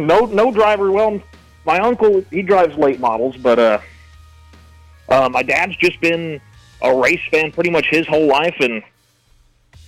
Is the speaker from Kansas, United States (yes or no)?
yes; Goodland, Kansas, United States; now in Hays, United States; I am originally from Goodland, Kansas, over there on the lovely Kansas-Colorado border, but now I currently reside in Hayes